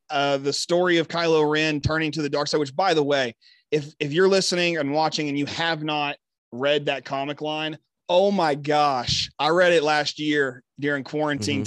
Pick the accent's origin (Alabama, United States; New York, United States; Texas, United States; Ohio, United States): Texas, United States; my home state